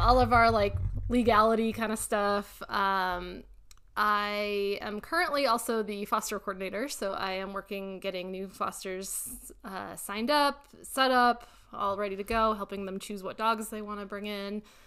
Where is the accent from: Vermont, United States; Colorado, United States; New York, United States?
Colorado, United States; Louisville; That's where I was born and raised in Louisville